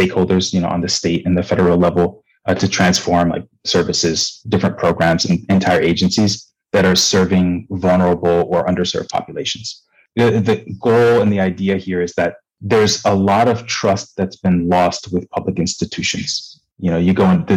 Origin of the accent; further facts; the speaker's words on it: Nigeria; moved away; also born or lived in Michigan, United States / Japan / New York, United States; I'm Nigerian. I grew up in Nigeria to a Nigerian father and an American mother.